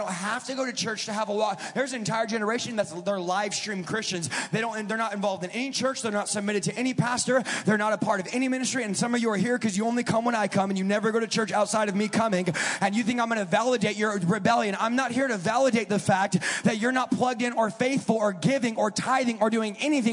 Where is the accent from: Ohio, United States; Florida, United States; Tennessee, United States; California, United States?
California, United States; now in Wisconsin, United States; I'm from California.